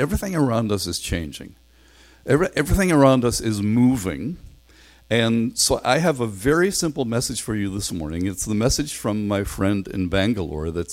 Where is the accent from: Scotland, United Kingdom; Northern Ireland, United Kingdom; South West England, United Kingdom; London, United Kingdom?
Northern Ireland, United Kingdom; now in Canada; I'm from Northern Ireland